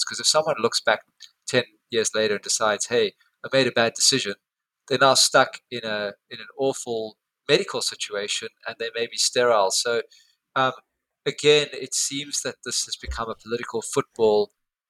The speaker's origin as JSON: {"language": "English", "country": "South Africa", "moved": "yes", "lives_now": "Perth, Australia", "said": "I come from South Africa."}